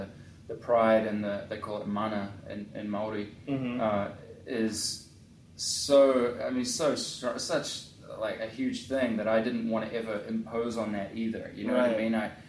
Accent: North East England, United Kingdom; born there; the Captain Cook actually was born in the town that I was born in England.

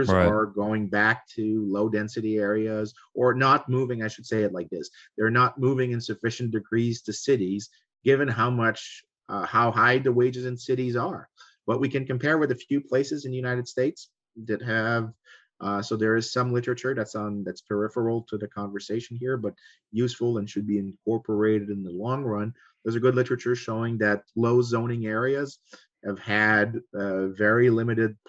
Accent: Quebec, Canada; I come from Quebec.

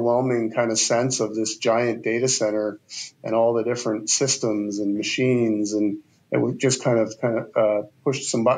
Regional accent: the East, Eastern Canada, Canada; now in Calgary, Canada; I grew up in the East

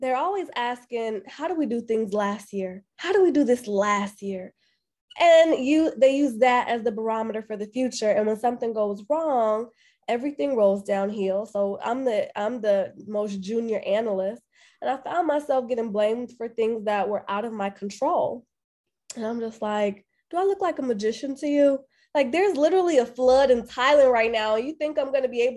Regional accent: Chicago, Illinois, United States; moved away as an adult; now in Atlanta, United States; I am originally from Chicago. So I was born and raised on the south side of Chicago

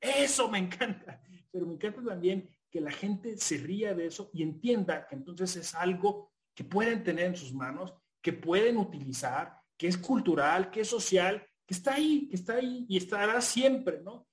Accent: Hidalgo, Mexico; moved away as an adult; also born or lived in Mexico City; yo soy de un pueblo, o sea, yo, yo vengo del estado de Hidalgo.

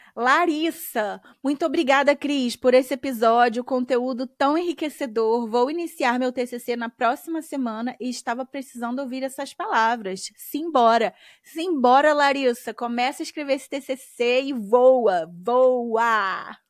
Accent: Brazil; moved away; morando fora do Brasil

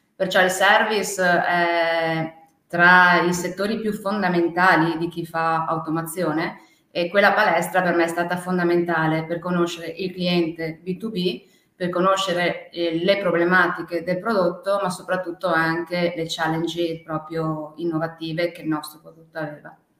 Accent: Veneto, Italy; also born or lived in China; noi siamo veneti, e veniamo da Ven- Treviso, Venezia

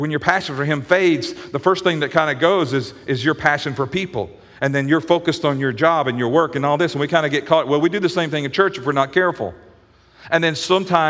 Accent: the Bible Belt in the South, United States; we grew up in the Bible Belt in the South

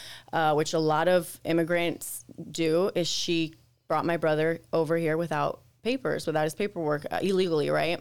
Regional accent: United States; also born or lived in Nogales, Sonora, Mexico; I was born here in the States

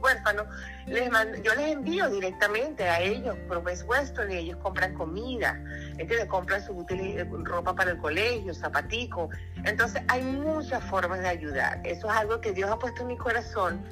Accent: Venezuela; now in Orlando, United States; Yo soy venezolana de nacimiento

